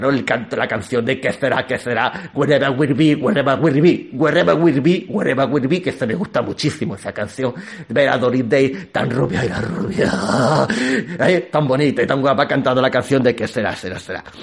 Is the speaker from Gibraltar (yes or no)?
yes; Gibraltar; yo soy de Gibraltar, vosotros no sabéis que yo soy de Gibraltar … soy de Gibraltar.